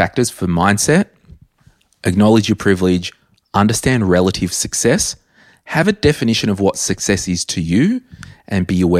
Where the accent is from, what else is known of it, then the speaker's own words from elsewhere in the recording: Berkeley Vale, New South Wales, Australia; growing up in Berkeley Vale, if I earned $100,000, yeah. that's awesome.